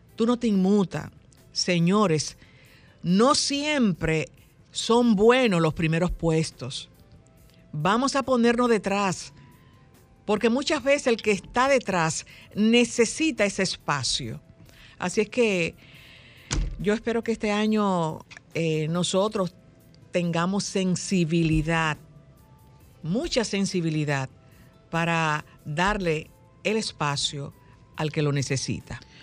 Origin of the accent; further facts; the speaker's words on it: Dominican Republic; somos solo los dominicanos